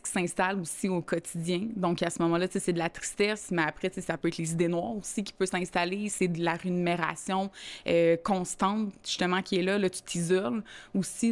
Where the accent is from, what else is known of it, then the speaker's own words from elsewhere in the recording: Montreal, Quebec, Canada; moved away as an adult; now in Saint-Lin–Laurentides, Canada; j'ai grandi à Montréal-Nord